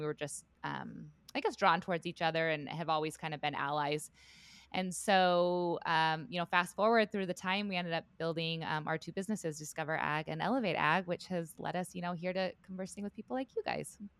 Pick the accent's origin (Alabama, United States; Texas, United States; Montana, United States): Montana, United States; Southwest; I grew up in Southwest Montana on a cattle ranch there